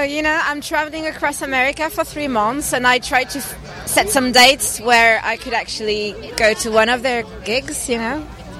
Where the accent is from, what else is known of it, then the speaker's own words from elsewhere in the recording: France; English is a second language; I'm French, from France.